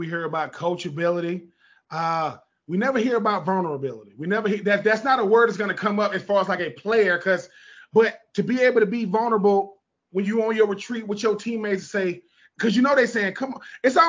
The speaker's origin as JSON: {"language": "English", "town": "Hoover", "region": "Alabama", "country": "United States", "said": "Listen, man, I'm from Hoover, Alabama. People think of Hoover, Alabama. They ain't thinking ladies volleyball."}